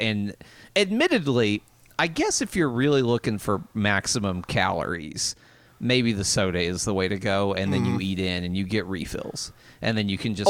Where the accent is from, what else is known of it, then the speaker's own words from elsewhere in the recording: the South, United States; accent: southern; my southern accent